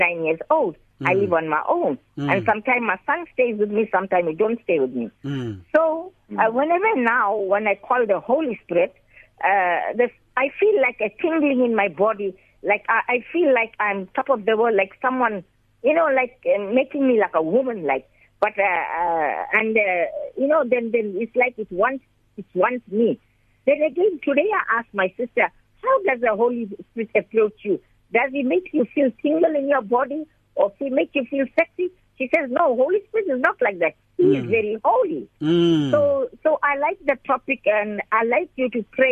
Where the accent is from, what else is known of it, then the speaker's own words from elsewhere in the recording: Durban, KwaZulu-Natal, South Africa; I'm from Durban